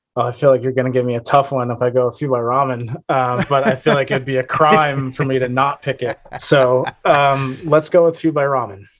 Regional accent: Boston, Massachusetts, United States; I am from uh, the Boston area

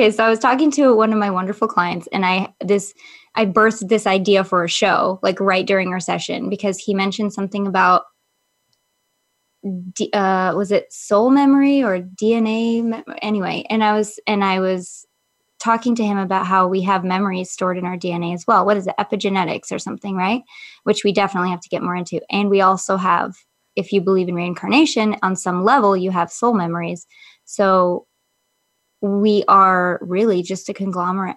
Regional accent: Michigan, United States; now in California, United States; I grew up in Michigan

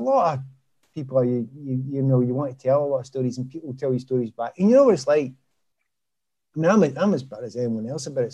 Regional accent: Glasgow, Scotland, United Kingdom; from Easterhouse

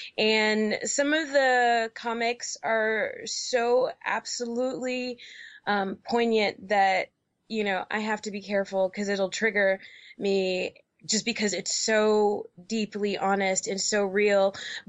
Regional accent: New York City, New York, United States; also born or lived in Georgia; now in Portland, United States; I grew up in New York City, so I had a lot more resources there. And then when I moved to Georgia, I had some more resources there.

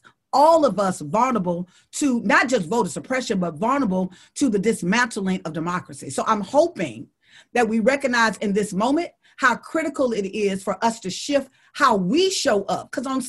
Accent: Deep South, United States; The reason why I know that is because I'm from the Deep South and we live with Trump every day.

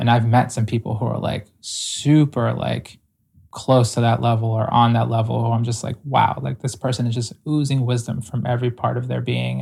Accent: Ecuador; I was born in Ecuador

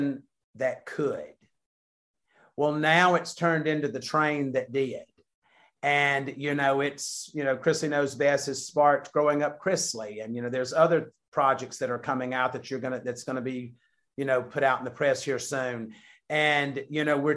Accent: the South, United States; we're from the South

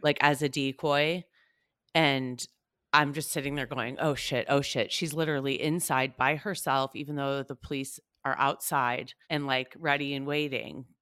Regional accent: United States; born or raised there

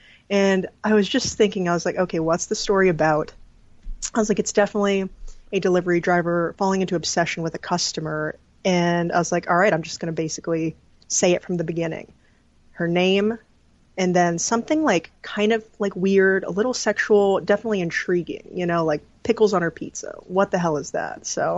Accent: Pelican Rapids, Minnesota, United States; also born or lived in South Dakota / California; Funny enough, Pelican Rapids. It's an hour out of Fargo, North Dakota. Yeah. So it's like right on the border there.

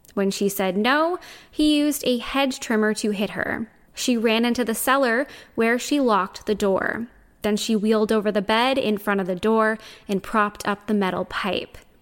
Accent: Canada; Even though I'm Canadian, my French is terrible

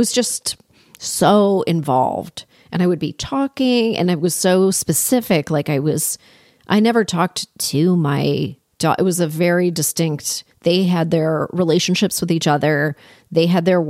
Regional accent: Toronto, Ontario, Canada; I grew up in Toronto, in Canada

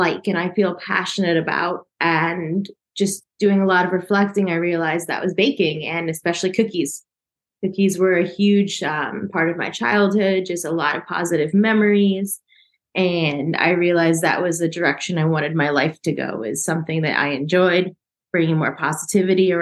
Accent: United States; moved away as an adult; also born or lived in South Korea; now in Alicante, Spain; I grew up in the States, and so I was there until I was 26, 27 when I left the States

